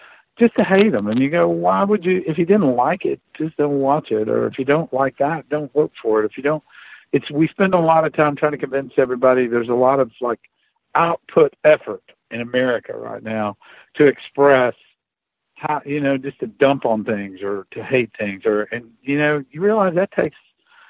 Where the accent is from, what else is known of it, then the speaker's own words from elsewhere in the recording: Appalachia, United States; I grew up way up in the mountains.